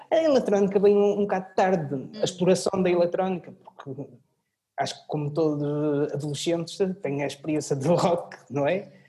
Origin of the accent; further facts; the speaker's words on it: Portugal; also born or lived in Orléans, France; Eu nasci em França. Nasci em França, em Orleans, em que tive a minha primeira ligação com a música, que foi onde tive formação musical depois voltei para Portugal